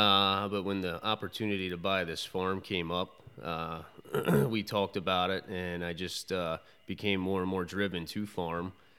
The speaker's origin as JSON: {"language": "English", "town": "Conestoga", "region": "Pennsylvania", "country": "United States", "tie": "born or raised there", "said": "So I grew up in Conestoga. I went to Penn Manor High School and studied agriculture there"}